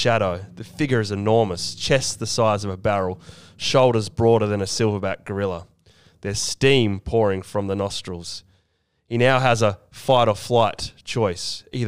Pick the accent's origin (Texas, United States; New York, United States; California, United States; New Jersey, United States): New Jersey, United States; I've got New Jersey roots